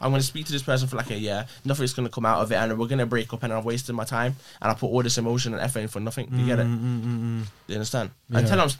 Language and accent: English; West Bromwich, West Midlands, United Kingdom; Born and bred in Brom.